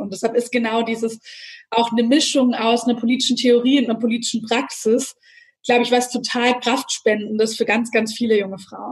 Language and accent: German; Nürtingen, Baden-Württemberg, Germany; ich bin in Nürtingen aufgewachsen